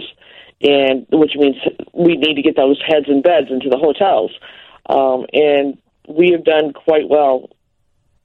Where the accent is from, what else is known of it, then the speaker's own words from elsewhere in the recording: Ottawa, Illinois, United States; It's always going to be my little hometown.